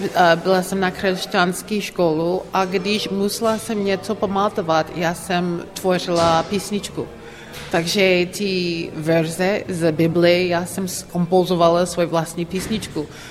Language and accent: Czech; Philadelphia, Pennsylvania, United States; Czech is a second language; moved away as an adult; now in Prague, Czech Republic; jsem ze Filadelfie